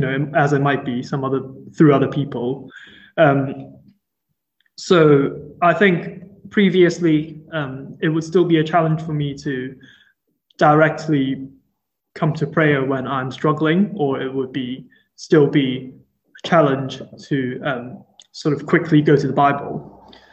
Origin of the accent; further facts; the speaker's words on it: Hong Kong; moved away as an adult; also born or lived in Durham, United Kingdom; now in Liverpool, United Kingdom; I grew up in Hong Kong and I came to the UK in 2016 um, to first do my bachelor's degree in Durham.